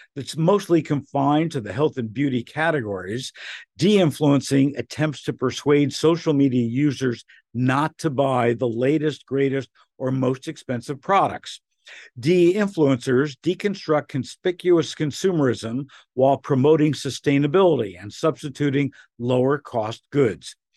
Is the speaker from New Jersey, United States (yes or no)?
yes; Newark, New Jersey, United States; growing up in Newark, where you had a bagel place